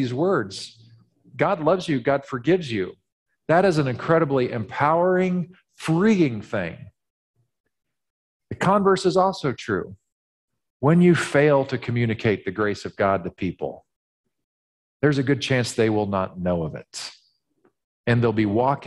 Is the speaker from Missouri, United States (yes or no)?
yes; Missouri, United States; being from Missouri has its limits. Missouri is known as the show me state. I was born in Missouri, literally.